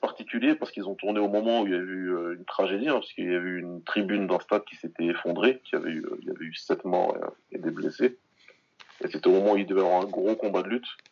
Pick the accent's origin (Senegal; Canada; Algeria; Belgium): Senegal; je suis moi-même du Sénégal